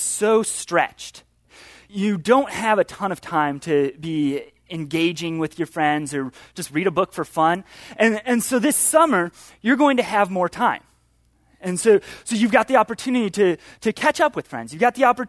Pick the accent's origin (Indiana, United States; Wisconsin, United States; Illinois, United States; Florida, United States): Illinois, United States; Chicago; moved away; I'm from Chicago